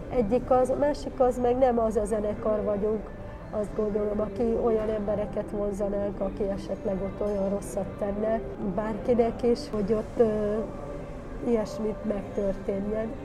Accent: Hungary; De mi vagyunk a második magyarországi előadó

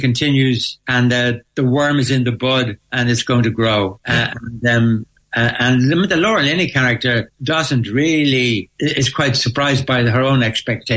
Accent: Ireland; growing up in Ireland.

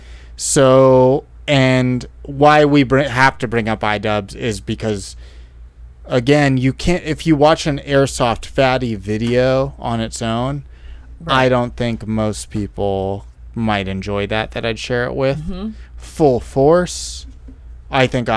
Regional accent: Silicon Valley, California, United States; I'm from Silicon Valley

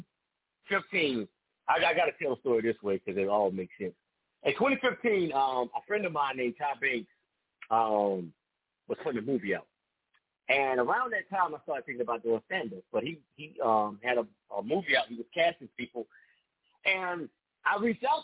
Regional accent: Raleigh, North Carolina, United States; now in Durham, United States; I'm from Raleigh, but I live in Durham.

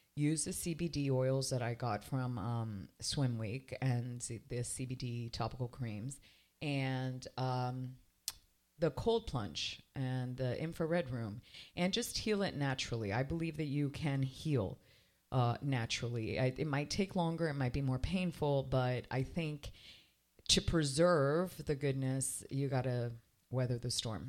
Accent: Canada; now in Miami, United States; I was raised in Canada

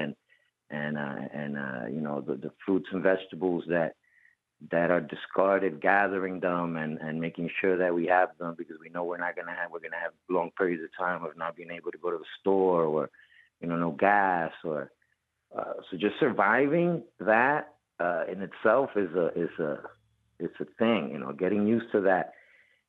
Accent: Puerto Rico; also born or lived in Bronx, New York; I reside in Puerto Rico. I have family. My family is all there. I have family also in the Bronx and New York and all over the United States. But I was born in Puerto Rico

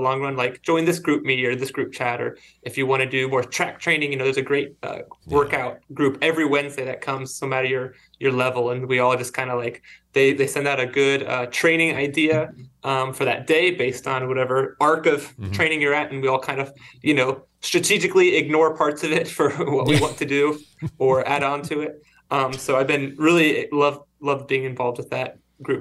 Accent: Cincinnati, Ohio, United States; now in North Carolina, United States; I'm originally from Cincinnati, Ohio

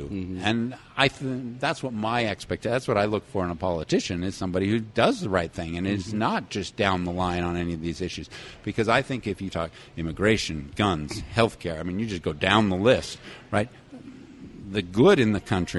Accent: Salt Lake City, Utah, United States; my experience growing up in Salt Lake City

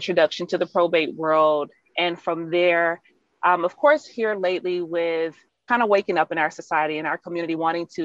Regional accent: Alabama, United States; accent: twang; also born or lived in Michigan; now in Texas, United States; I actually went to school in Michigan, but I'm originally from Alabama.

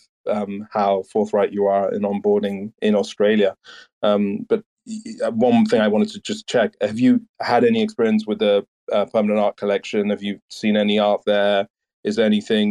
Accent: Nigeria; I am Nigerian

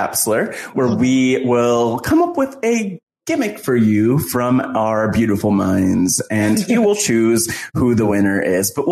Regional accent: New Jersey, United States; I'm from Jersey.

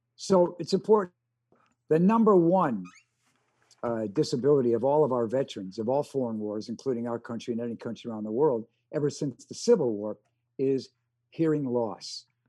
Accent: Chicago, Illinois, United States; first language American Sign Language; English is a second language; I grew up with deaf parents in Chicago

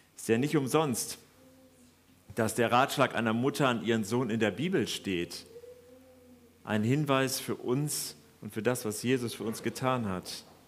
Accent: Germany; wir anscheinend als Deutsche

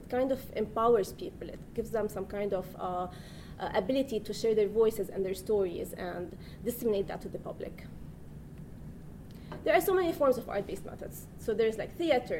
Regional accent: Lebanon; moved away; I'm from Lebanon

